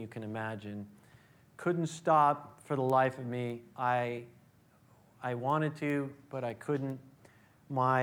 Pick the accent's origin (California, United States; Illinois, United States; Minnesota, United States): California, United States; Oakland; I was born here in the East Bay, born in Oakland, raised in the East Bay